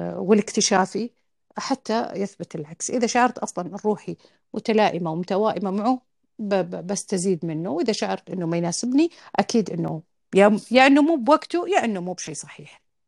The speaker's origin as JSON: {"language": "Arabic", "region": "Al-Qassim", "country": "Saudi Arabia", "said": "أنا من القصيم وأعرف إيش كانت البيئة في القصيم"}